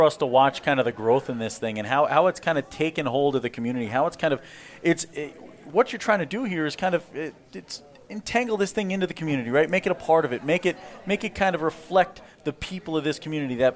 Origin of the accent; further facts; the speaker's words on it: New Jersey, United States; we're from New Jersey